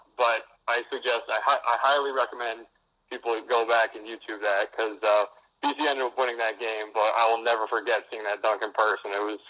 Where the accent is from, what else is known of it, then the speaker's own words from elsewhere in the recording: Greenport, New York, United States; moved away as an adult; also born or lived in Boston; I grew up on the North Fork of Long Island, went to Greenport High School, just a local public school